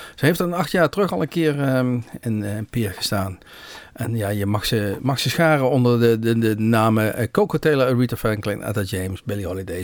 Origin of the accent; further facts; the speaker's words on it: Netherlands; wij uit Nederland kwamen